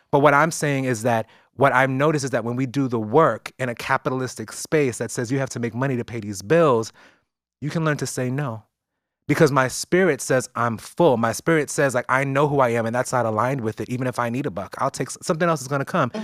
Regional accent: New York City, New York, United States; I grew up in East New York

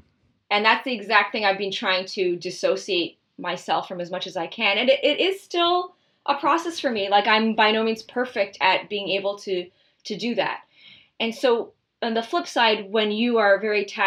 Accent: Toronto, Ontario, Canada; I'm from Toronto and my parents live in Toronto and I chose to go to school here.

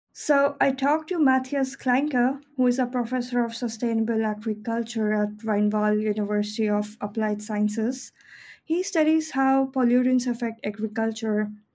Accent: Delhi, India; my hometown in Delhi

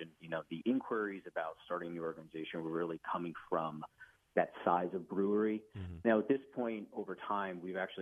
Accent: New Jersey, United States; As a Central Jersey guy

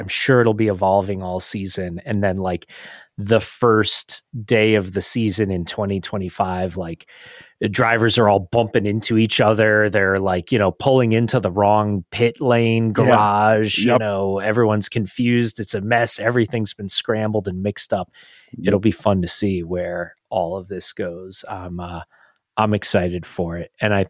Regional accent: United States; as an American fan

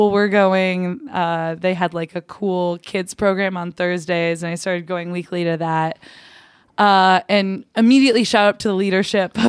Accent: West Des Moines, Iowa, United States; I grew up in West Des Moines, Iowa

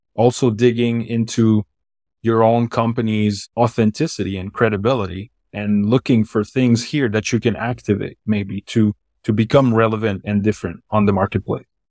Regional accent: Switzerland; accent: Swiss; first language French; English is a second language; it's the Swiss accent in a way, because I'm from Switzerland. I'm not French

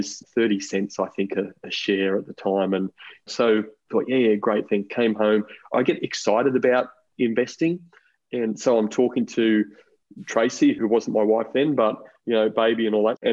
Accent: Brisbane, Queensland, Australia; moved away as an adult; also born or lived in Sydney; now in Central Coast, Australia; I'm actually a Queenslander. I grew up in Brisbane

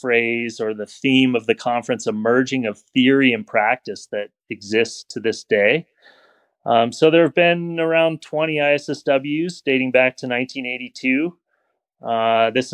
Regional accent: Whitefish, Montana, United States; also born or lived in Bozeman, Montana; I grew up in Whitefish, Montana

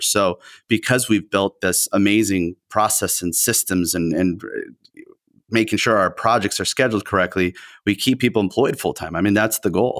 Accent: Southern California, United States; first language Spanish; English is a second language; we are in Southern California

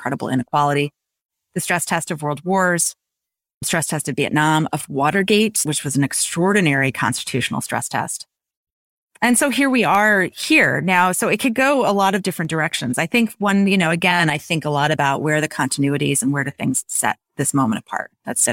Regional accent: Little Rock, Arkansas, United States; now in Seattle, United States; my hometown of Little Rock, Arkansas

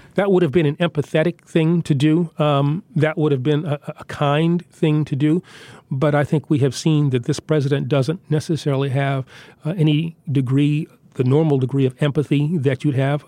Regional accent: New York City, New York, United States; I'm from Queens

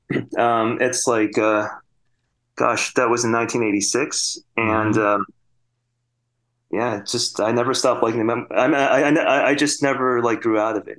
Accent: Sterling Heights, Michigan, United States; moved away; also born or lived in New Zealand; I grew up in Michigan

